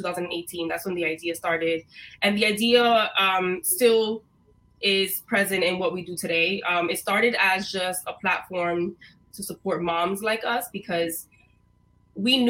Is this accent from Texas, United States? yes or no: no; New York City, New York, United States; also born or lived in Rhode Island; I was born in Brooklyn. I was raised for a few years in Rhode Island, which is a fact that a lot of people don't know about me. And then when we moved back here to New York, I finished getting raised in East New York. So most of my life has been in Brooklyn